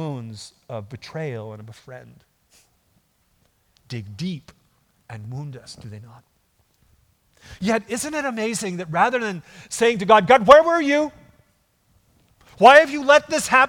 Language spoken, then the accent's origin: English; Minnesota, United States; growing up in Minnesota, in the boonies